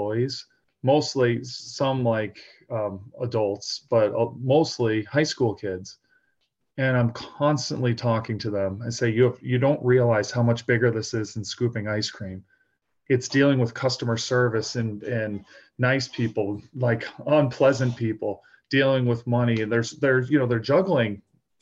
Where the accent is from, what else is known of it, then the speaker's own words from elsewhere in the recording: outside of Boston, Massachusetts, United States; growing up outside of Boston, my father's from Ireland